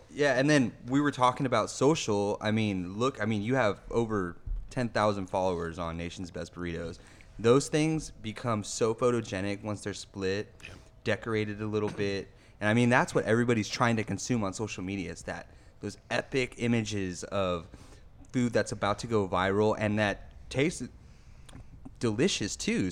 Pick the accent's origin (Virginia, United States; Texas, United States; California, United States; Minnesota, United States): California, United States; West Covina; moved away; my hometown spot, Classic Burger in West Covina, California